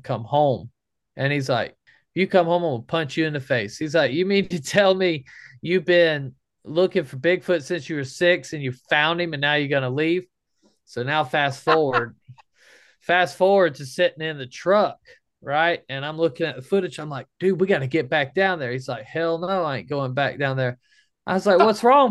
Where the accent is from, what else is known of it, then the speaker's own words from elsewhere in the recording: the South, United States; We're from the South